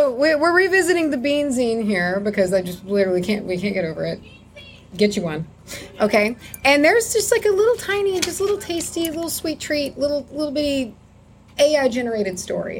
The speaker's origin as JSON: {"language": "English", "region": "Texas", "country": "United States", "said": "We're from Texas"}